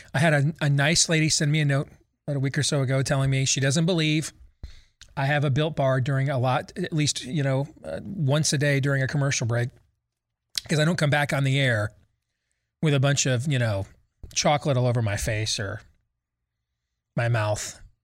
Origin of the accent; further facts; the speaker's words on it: Iowa, United States; My home state of Iowa